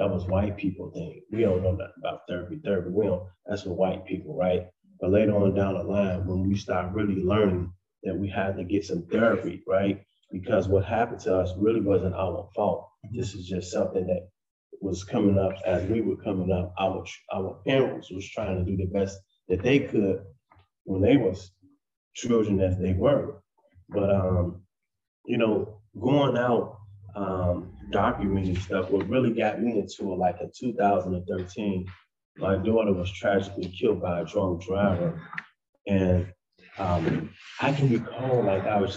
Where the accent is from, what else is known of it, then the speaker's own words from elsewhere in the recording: Chicago, Illinois, United States; I grew up in Chicago, Illinois